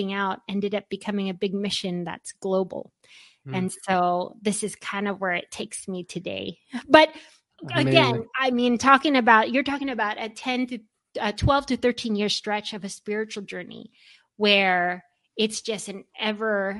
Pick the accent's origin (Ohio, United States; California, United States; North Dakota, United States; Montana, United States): California, United States; Orange County; out of Southern California. In fact, I'm particularly from Orange County, California